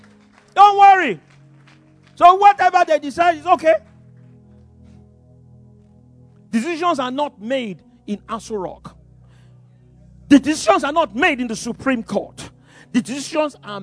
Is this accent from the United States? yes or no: no; Yorubaland, Nigeria; first language English; now in Ibadan, Nigeria; I speak Yoruba, you know, because I'm a Yoruba boy, but you know, I don't think in Yoruba, I think in English because it was my first language